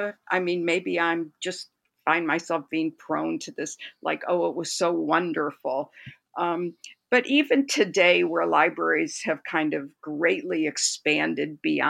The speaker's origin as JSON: {"language": "English", "town": "Detroit", "region": "Michigan", "country": "United States", "tie": "born or raised there", "said": "there's now a picture book about me as a child growing up in Detroit and the importance of my public library and two librarians there."}